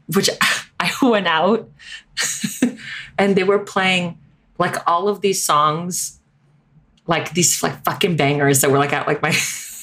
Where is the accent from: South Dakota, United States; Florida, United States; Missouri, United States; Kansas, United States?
Florida, United States; Miami; growing up in Miami, the coach for the Miami Dolphins, Don Shula, went to my church every day